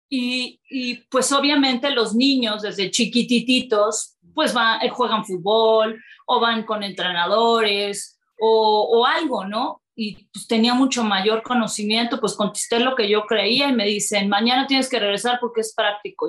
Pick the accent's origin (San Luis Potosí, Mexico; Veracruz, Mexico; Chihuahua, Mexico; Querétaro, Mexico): Veracruz, Mexico; Córdoba; moved away as an adult; now in Mexico City, Mexico; yo soy de Veracruz, soy de Córdoba, decido venirme a México